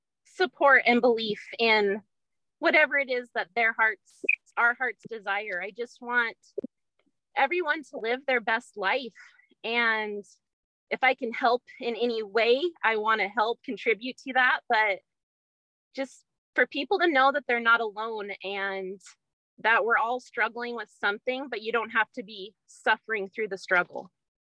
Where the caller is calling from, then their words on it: Springfield, Oregon, United States; Springfield, Oregon.